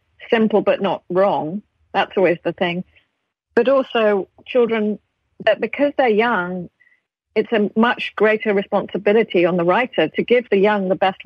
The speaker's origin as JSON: {"language": "English", "country": "United Kingdom", "accent": "British", "said": "I use my accent"}